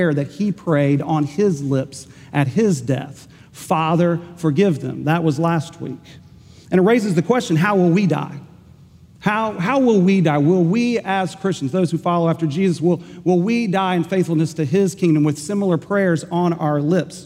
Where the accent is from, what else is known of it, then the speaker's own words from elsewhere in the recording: Enid, Oklahoma, United States; my hometown of Enid, Oklahoma